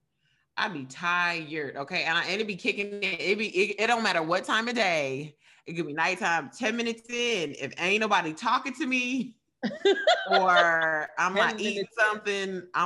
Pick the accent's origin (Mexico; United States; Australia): United States; Radcliff, Kentucky; moved away; I'm from Radcliffe, Kentucky. It's like a really small town